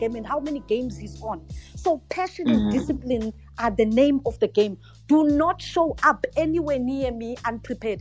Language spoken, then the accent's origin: English; Port Shepstone, KwaZulu-Natal, South Africa; now in Johannesburg, South Africa; As a South African, this is like mind-blowing, because I'm a child from Port Shepstone, you know, where basically nothing ever happens in Port Shepstone